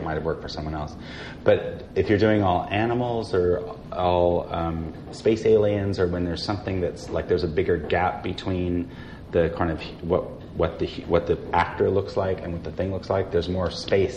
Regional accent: Fayetteville, Arkansas, United States; moved away; I grew up in Fayetteville, Arkansas

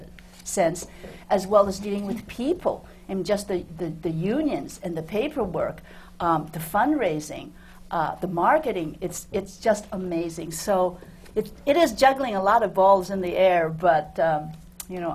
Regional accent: New York, United States; also born or lived in China; I was born in China, but I grew up in New York

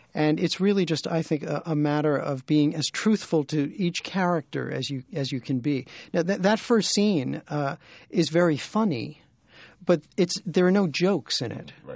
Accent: New York City, New York, United States; I grew up in Brooklyn

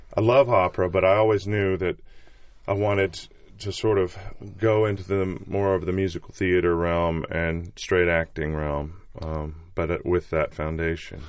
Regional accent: United States; I'm American.

